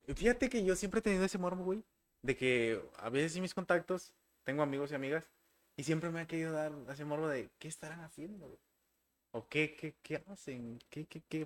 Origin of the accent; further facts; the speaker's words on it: Tuxtla Gutiérrez, Chiapas, Mexico; soy de Tuxla